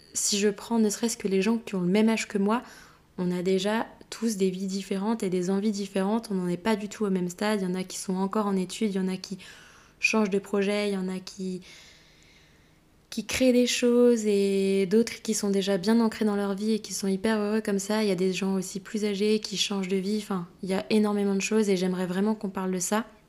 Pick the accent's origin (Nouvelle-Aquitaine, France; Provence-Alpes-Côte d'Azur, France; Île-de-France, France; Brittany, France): Brittany, France; also born or lived in Madrid; now in Rennes, France; je suis bretonne, rennaise depuis pas si longtemps